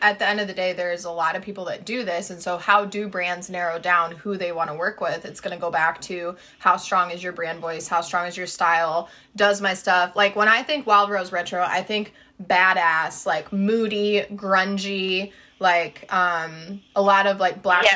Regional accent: Midwest, United States; being from the Midwest

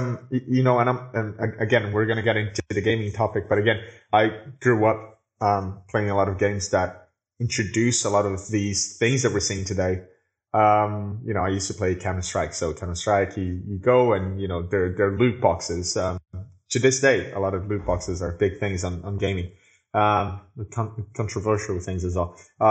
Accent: Brazil; I am from Brazil, so the internet here took a little bit longer to get here

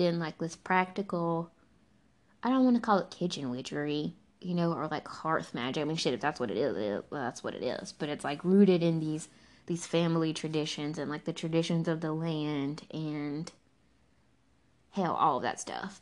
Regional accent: the American South, United States; as a Southerner

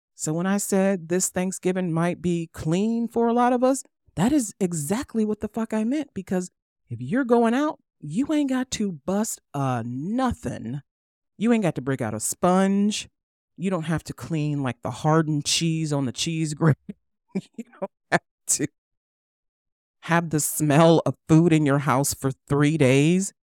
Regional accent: United States; I'm American

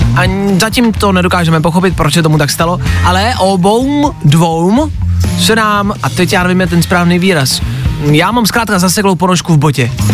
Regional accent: Czechia; jsme hrdí Češi

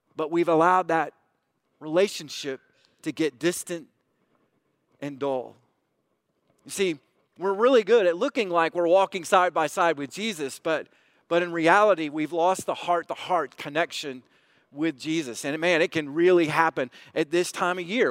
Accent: United States; us as American Christians

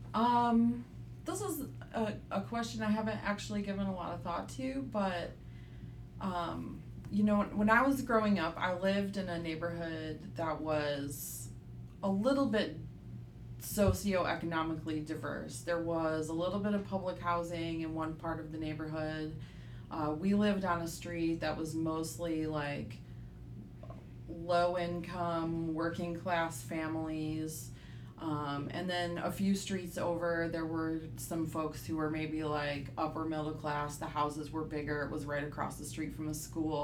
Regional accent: Michigan, United States; moved away as an adult; also born or lived in Grand Rapids, Michigan / Metro Detroit; now in Chattanooga, United States; You might be able to tell by my accent that I am uh, from Michigan. I was born in Grand Rapids, Michigan, which is on the west side of the state. And my parents got divorced when I was five years old, and so I spent the majority of my childhood moving back and forth between uh, West Michigan and Metro Detroit.

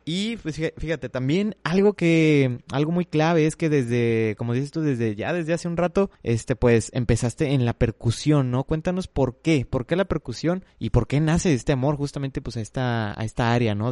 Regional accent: Monterrey, Nuevo León, Mexico; que de Monterrey

